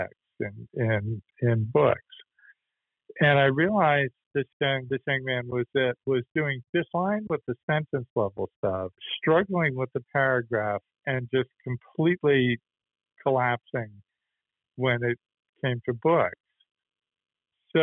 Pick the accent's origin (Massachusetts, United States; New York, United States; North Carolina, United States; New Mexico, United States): Massachusetts, United States; Boston; moved away as an adult; also born or lived in Los Angeles / Atlanta / Vermont; I grew up in Boston and grew up just in those storied Irish Catholic neighborhoods